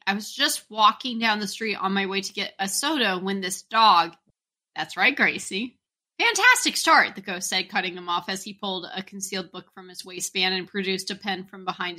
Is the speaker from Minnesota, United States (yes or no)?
no; Vancouver, Washington, United States; I was born in Vancouver, Washington.